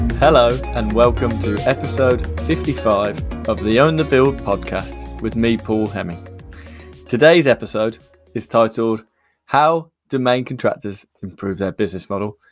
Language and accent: English; United Kingdom; I'm born in the U K, but my, I have a lot of Irish heritage from, uh, Wexford